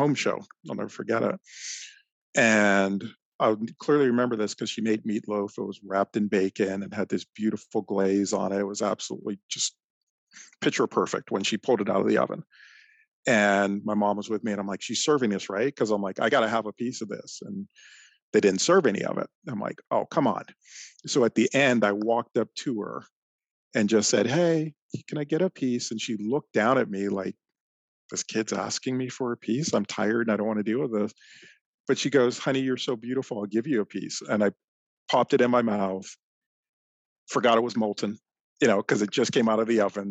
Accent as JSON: {"language": "English", "town": "Toronto", "region": "Ontario", "country": "Canada", "tie": "born or raised there", "moved": "yes", "lives_now": "Michigan, United States", "said": "I grew up in Toronto, Canada, just outside of Toronto"}